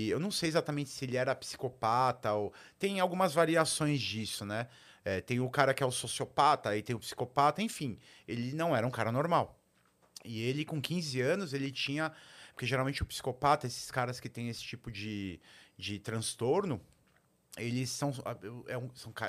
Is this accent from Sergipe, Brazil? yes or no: no; São Paulo, Brazil; É diferente eu, eu cresci em São Paulo.